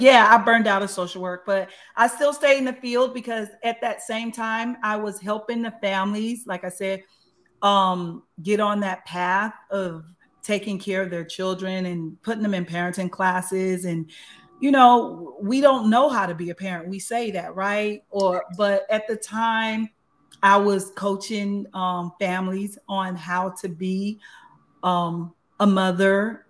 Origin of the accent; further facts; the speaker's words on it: Los Angeles, California, United States; also born or lived in Tuscaloosa, Alabama; I've been in LA since I was eight years old